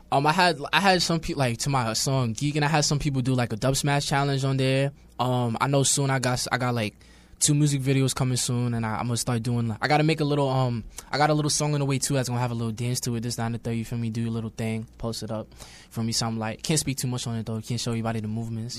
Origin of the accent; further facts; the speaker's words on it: New York City, New York, United States; also born or lived in Brooklyn; I'm born in Brooklyn, raised in Queens